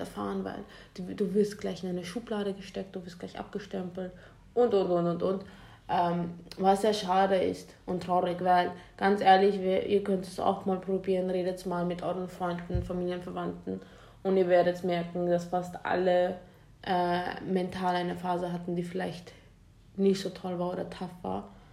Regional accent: Vienna, Austria; wir kommen ja aus Wien, wir kommen aus Österreich

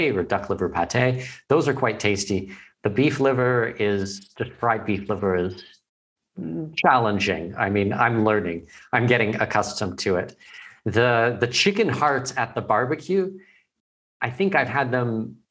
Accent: Canada; moved away as an adult

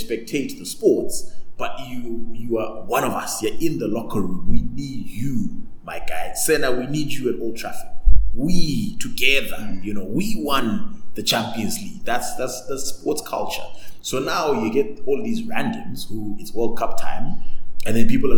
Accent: Bulawayo, Zimbabwe; So because I'm from Bulawayo, I'm going to speak like this.

